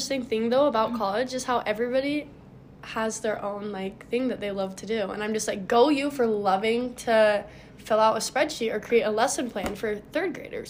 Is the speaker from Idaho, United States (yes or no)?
yes; Pocatello, Idaho, United States; moved away as an adult; now in Logan, United States; I'm from Libby's favorite state in the whole world, Idaho.